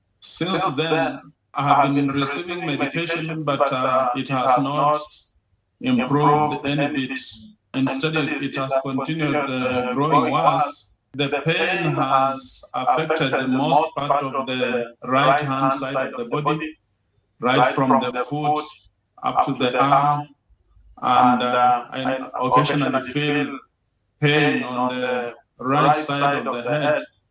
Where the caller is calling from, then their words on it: Kenya; I'm calling from Kenya, East Africa.